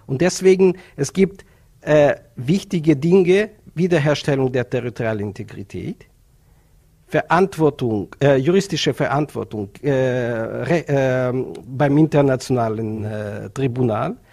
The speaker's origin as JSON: {"language": "German", "country": "Ukraine", "second_language": "German", "moved": "as an adult", "lives_now": "Vienna, Austria", "said": "meine Heimat in die Ukraine"}